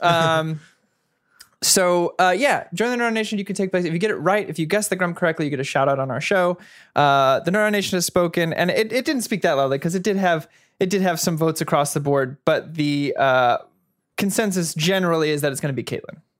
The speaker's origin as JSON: {"language": "English", "area": "Bay Area", "region": "California", "country": "United States", "also_born_or_lived": "New York", "moved": "yes", "said": "I'm from the Bay Area."}